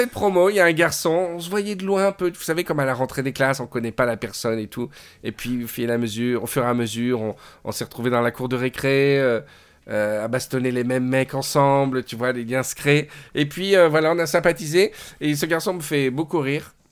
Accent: Cannes, Provence-Alpes-Côte d'Azur, France; Je suis né à Cannes.

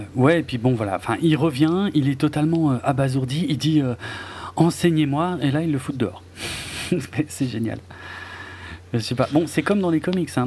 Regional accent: Alsace, Grand Est, France; comme on dit chez moi en Alsace

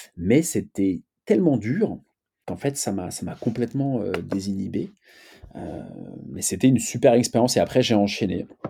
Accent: Paris, Île-de-France, France; je suis né à Paris

